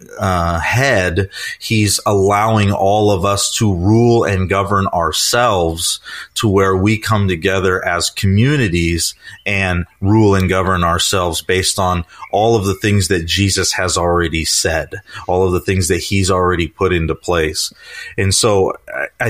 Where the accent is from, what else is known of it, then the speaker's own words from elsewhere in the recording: United States; as an American